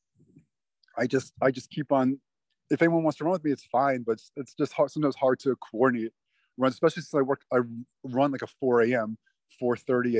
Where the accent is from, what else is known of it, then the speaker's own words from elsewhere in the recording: Miami, Florida, United States; I grew up in Miami